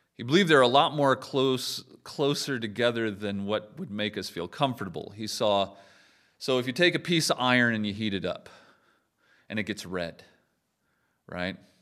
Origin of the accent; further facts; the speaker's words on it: United States; I'm American